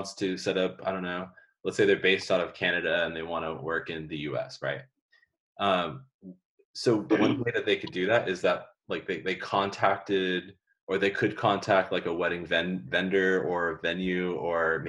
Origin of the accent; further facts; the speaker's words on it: Southern California, United States; now in Monterey, United States; I'm originally from Southern California